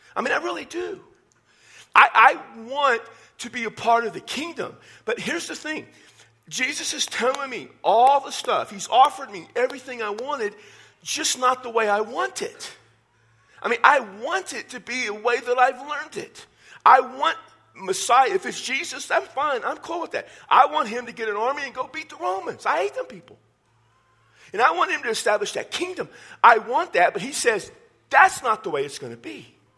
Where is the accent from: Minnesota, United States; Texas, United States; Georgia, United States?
Texas, United States; I'm from Texas